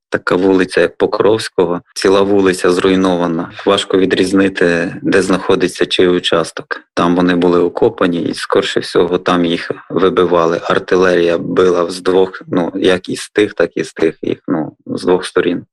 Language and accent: Ukrainian; Western Ukraine, Ukraine; now in Velyka Dymerka, Ukraine; я не місцевий, Ну я живу там, але приписка і на західній Україні.